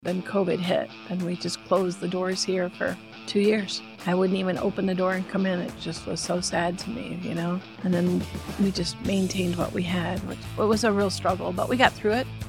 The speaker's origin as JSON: {"language": "English", "area": "Long Island", "region": "New York", "country": "United States", "tie": "born or raised there", "moved": "yes", "lives_now": "Grand Rapids, United States", "said": "I grew up in Long Island in West Sable"}